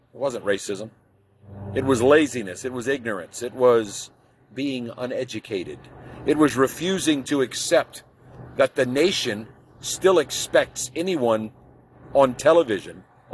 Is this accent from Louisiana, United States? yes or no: yes; New Orleans, Louisiana, United States; New Orleans, my hometown.